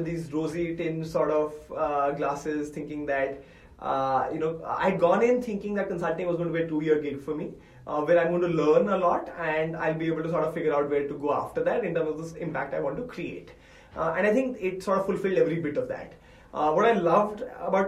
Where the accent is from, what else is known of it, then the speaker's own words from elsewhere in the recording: India; I'm an Indian male from a top engineering college.